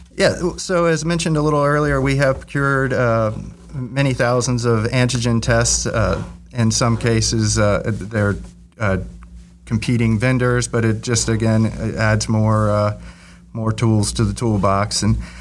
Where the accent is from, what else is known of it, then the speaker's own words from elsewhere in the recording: Virginia Beach, Virginia, United States; moved away; I grew up in Virginia Beach